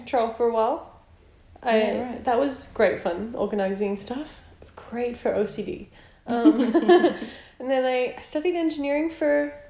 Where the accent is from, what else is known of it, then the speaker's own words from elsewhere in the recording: Brisbane, Queensland, Australia; moved away as an adult; now in Melbourne, Australia; I'm from Brisbane.